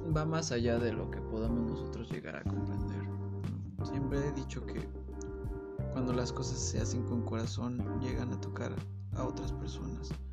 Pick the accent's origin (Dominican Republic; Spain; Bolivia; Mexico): Mexico; como mexicano